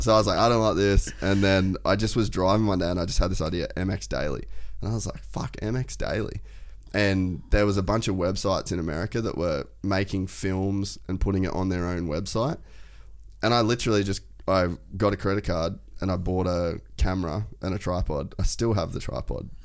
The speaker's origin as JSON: {"language": "English", "town": "Cairns", "region": "Queensland", "country": "Australia", "tie": "born or raised there", "said": "I grew up in Cairns, uh, North Queensland"}